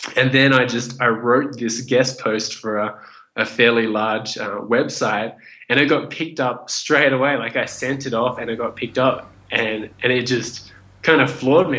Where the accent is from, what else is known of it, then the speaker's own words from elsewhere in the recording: Australia; also born or lived in Vietnam / Indonesia; I was born in Vietnam. My family fled the country after the Vietnam War, and we made it to a refugee camp in Indonesia where we stayed for about one year. And from there, we got accepted into Australia. And I grew up in Australia